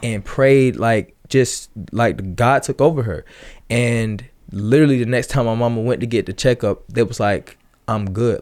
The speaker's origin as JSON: {"language": "English", "area": "Atlanta area", "region": "Georgia", "country": "United States", "tie": "born or raised there", "also_born_or_lived": "Ellenwood, Georgia / Riverdale, Georgia"}